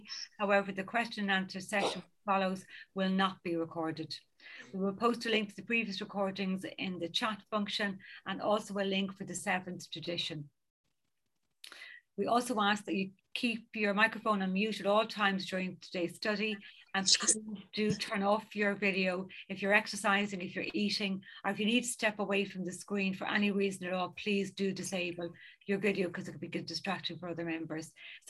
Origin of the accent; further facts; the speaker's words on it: County Dublin, Leinster, Ireland; I'm a recovered compulsive overeater. I'm from County Dublin in Ireland